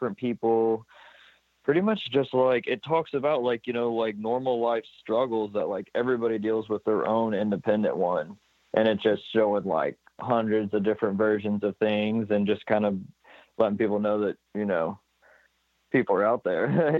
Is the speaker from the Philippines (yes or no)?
no; Alton, Illinois, United States; I'm in Alton, Illinois. I'm in my hometown.